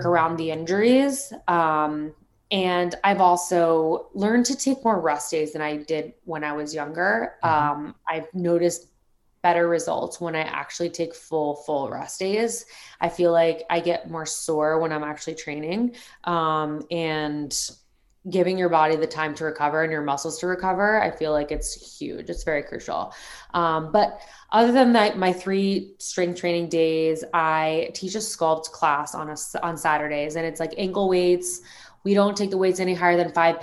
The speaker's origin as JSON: {"language": "English", "region": "South Florida", "country": "United States", "said": "I'm obviously from South Florida, surrounded by golf my whole life"}